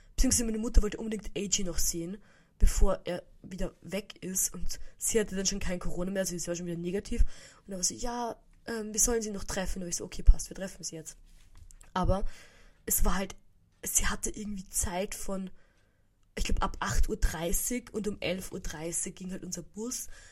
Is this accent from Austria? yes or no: yes; Vienna, Austria; bei uns in Wien gibt es so Böller ab, so ganz ein bisschen. Also, früher, als ich noch im 16. gewohnt habe